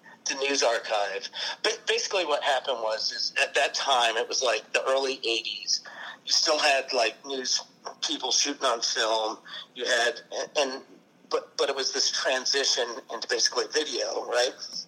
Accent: Seattle, Washington, United States; I am from Seattle

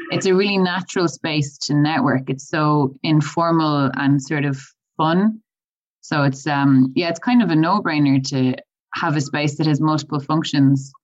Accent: Galway, Connacht, Ireland; I'm originally from Galway

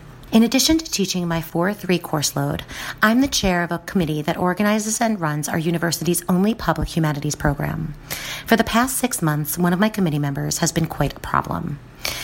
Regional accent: New Jersey, United States; because I'm from New Jersey, which means I can yell and get loud

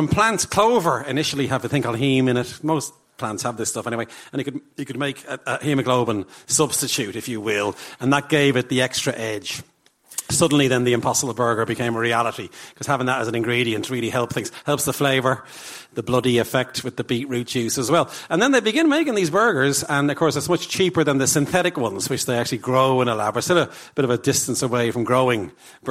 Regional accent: Ireland; I'm your cousin from Ireland

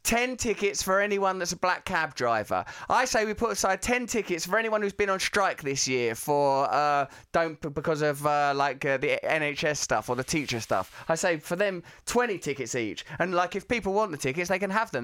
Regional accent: Essex, East of England, United Kingdom; I'm from Essex

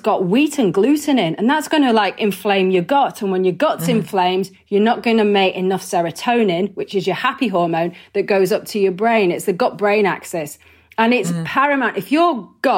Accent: Wigan, North West England, United Kingdom; I'm from Wigan. I eat pies. Bloody hell. You know, that's how I was raised

